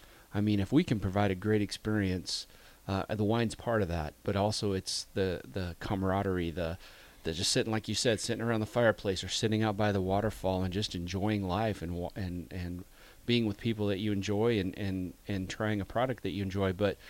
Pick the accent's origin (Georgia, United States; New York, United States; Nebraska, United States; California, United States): Nebraska, United States; Being born and raised in Nebraska